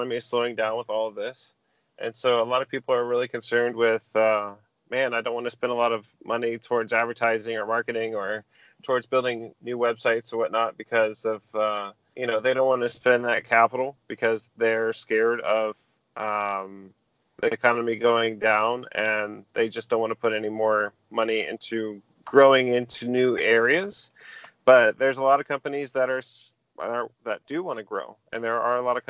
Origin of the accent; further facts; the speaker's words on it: Bonita Springs, Florida, United States; also born or lived in Naples, Florida; I grew up in Southwest Florida. I was born in Naples Community Hospital, and I lived in Bonita most of my life.